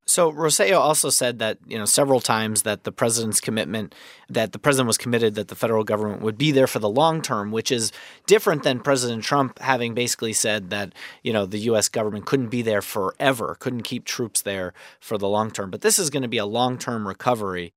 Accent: New York, United States; as a New Yorker

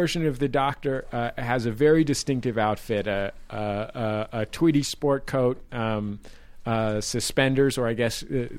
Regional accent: United States; As an American

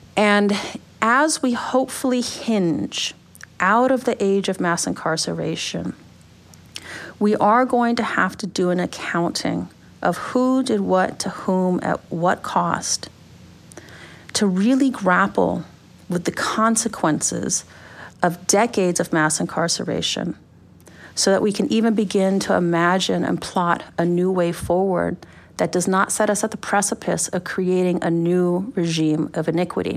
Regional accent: United States; a black girl growing up on the U S-Mexico border

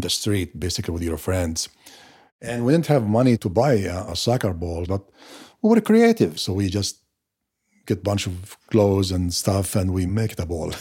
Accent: Maghazi refugee camp, Gaza Strip, Palestine; moved away as an adult; now in United States; I lived my first twenty-eight years in Gaza, or to be precise, in, in a refugee camp, uh, called Magazi.

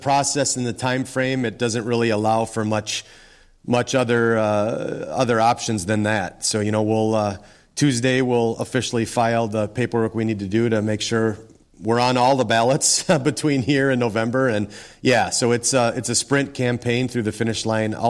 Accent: South Central Minnesota, United States; my wife and I have been born and raised in South Central Minnesota.

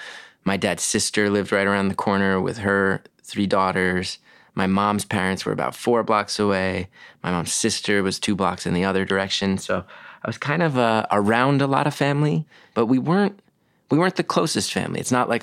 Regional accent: West Orange, New Jersey, United States; Grew up in West Orange, New Jersey.

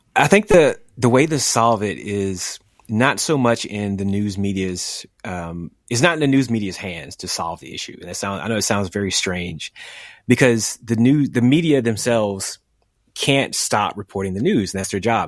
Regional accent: the South, United States; my experiences growing up in the South

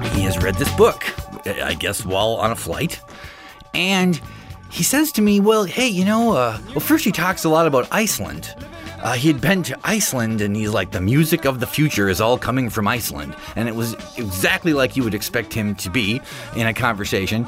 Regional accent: Midwest, United States; also born or lived in Akron, Ohio; growing up in the Midwest

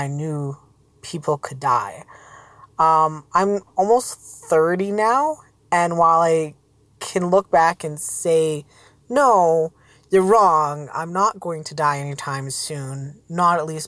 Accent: Alberta, Canada; I'm from Alberta, Canada, pretty high up north.

